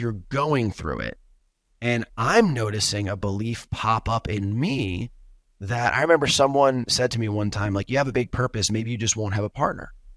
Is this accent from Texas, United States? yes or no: no; New York, United States; moved away as an adult; now in Los Angeles, United States; I grew up in New York, left the East Coast, moved to L